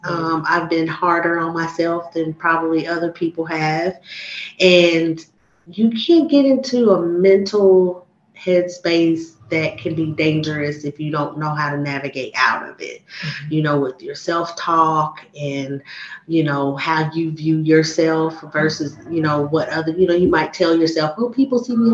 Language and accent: English; Harrisburg, Pennsylvania, United States; yeah, I had a good experience growing up in Danville and Harrisburg.